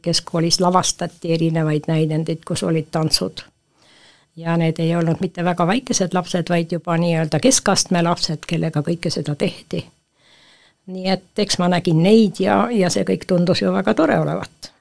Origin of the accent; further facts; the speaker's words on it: Põltsamaa, Jõgeva County, Estonia; Põltsamaa on ikkagi minu kodukoht ja minu kodulinn